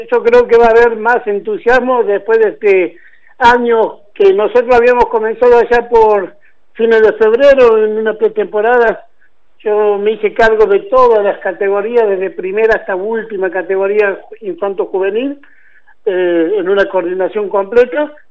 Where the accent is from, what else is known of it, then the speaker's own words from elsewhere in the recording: Santiago del Estero, Argentina; now in Río Cuarto, Argentina; me hice en Santiago porque vine de Santiago de Estero